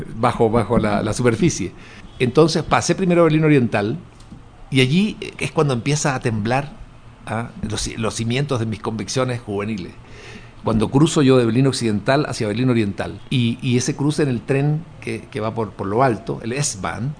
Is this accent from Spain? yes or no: no; Chile